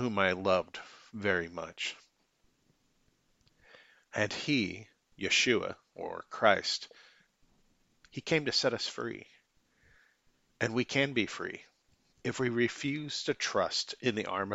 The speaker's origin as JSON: {"language": "English", "region": "Michigan", "country": "United States", "moved": "yes", "lives_now": "Independence, United States", "said": "I'm originally from Michigan, currently reside in Independence, Missouri"}